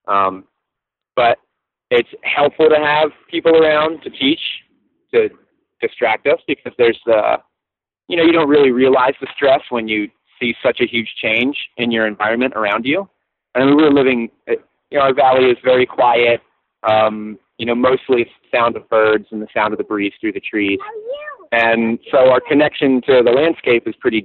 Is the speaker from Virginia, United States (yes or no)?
yes; Virginia, United States; moved away as an adult; now in St. Croix, U.S. Virgin Islands; where I grew up in Virginia